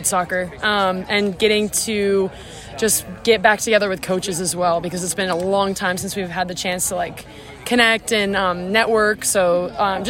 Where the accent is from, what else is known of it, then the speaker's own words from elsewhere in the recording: Buffalo, New York, United States; I am from New York. I'm from Buffalo, New York.